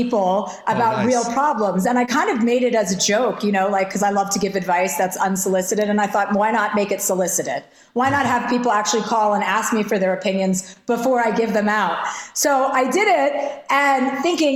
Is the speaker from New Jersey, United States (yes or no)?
yes; New Jersey, United States; I'm from New Jersey